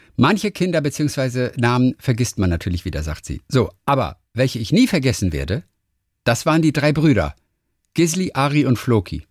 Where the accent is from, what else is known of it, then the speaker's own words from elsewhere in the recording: Bavaria, Germany; als Franke